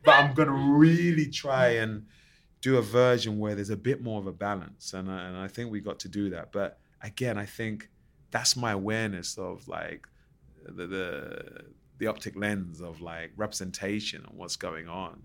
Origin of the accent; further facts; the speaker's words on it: London, United Kingdom; I grew up in Plasto and then you know, ten minutes down the road, you got Canning Town.